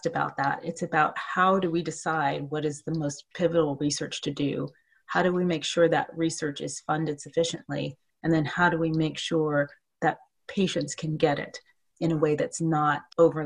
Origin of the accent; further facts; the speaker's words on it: Oakland, California, United States; I grew up in Oakland, California